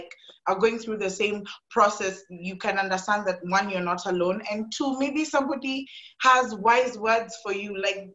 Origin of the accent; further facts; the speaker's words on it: Wanga Kingdom, Western, Kenya; I am from the Wanga Kingdom, Abongo Mumia. That's in Western.